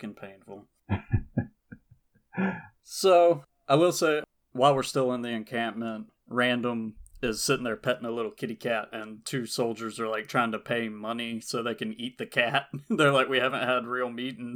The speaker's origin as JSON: {"language": "English", "region": "Georgia", "country": "United States", "said": "We're from Georgia. We've been all over Georgia. We know Georgia pretty well"}